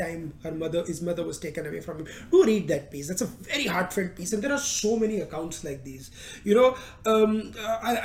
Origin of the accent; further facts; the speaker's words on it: India; moved away; as an Indian